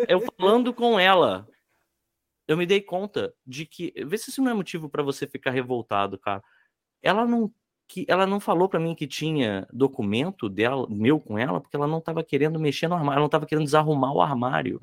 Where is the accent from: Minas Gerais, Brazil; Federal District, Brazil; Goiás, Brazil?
Federal District, Brazil; Brasília; eu sou de Brasília, então o meu, é, O meu cartório onde eu tô registrado é lá.